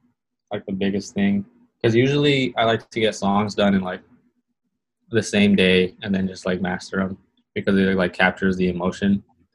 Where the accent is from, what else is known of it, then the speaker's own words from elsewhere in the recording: California, United States; he used to BMX in Arizona and I was from California and used to skate and like be a little punk.